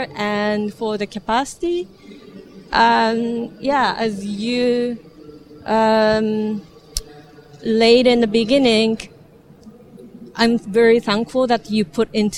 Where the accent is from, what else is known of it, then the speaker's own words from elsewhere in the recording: Japan; moved away as an adult; now in Berlin, Germany; I'm also from Japan.